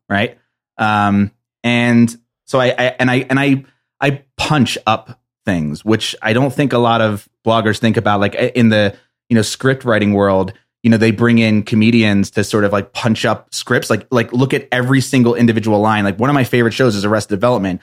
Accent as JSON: {"language": "English", "area": "East Coast", "region": "New Jersey", "country": "United States", "said": "I'm from the East Coast"}